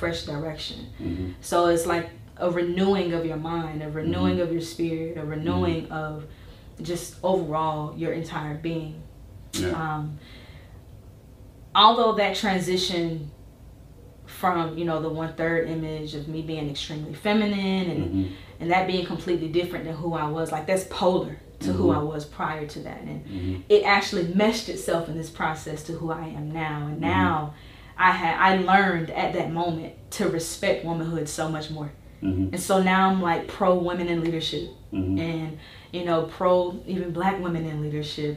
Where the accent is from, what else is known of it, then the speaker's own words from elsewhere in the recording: Macon, Georgia, United States; moved away as an adult; I was gone from Macon